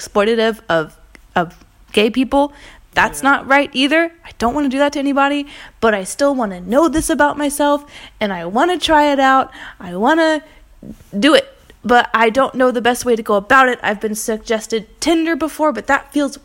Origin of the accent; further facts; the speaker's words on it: American Southern Bible Belt, United States; now in Paris, France; I grew up in the American Southern Bible Belt in a very conservative family